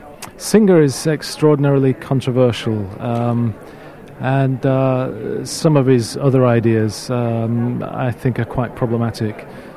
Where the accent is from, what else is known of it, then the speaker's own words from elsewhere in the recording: Ithaca, New York, United States; From Ithaca, New York.